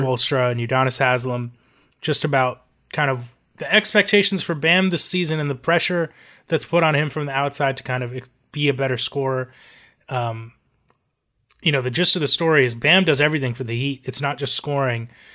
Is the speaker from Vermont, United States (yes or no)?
no; South Florida, United States; I'm from South Florida